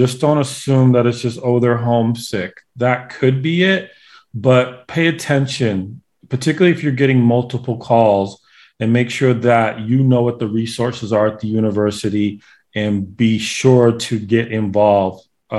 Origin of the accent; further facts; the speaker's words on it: New England, United States; I'm from New England